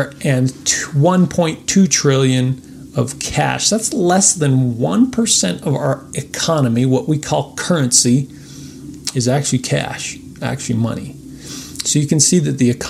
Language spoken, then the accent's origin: English; United States; as American citizens